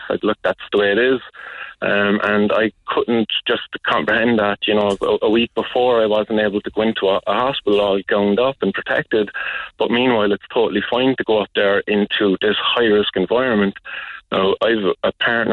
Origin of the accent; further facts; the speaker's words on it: Cork, Munster, Ireland; I grew up in the Glen